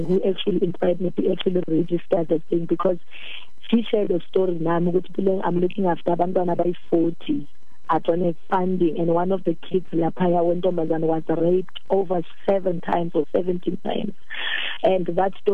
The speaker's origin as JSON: {"language": "English", "town": "Kimberley", "region": "Northern Cape", "country": "South Africa", "tie": "born or raised there", "moved": "yes", "lives_now": "Johannesburg, South Africa", "said": "I'm from Kimberly."}